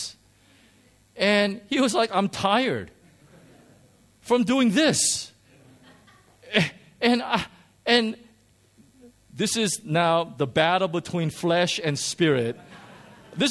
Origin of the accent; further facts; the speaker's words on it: United States; moved away; I grew up in America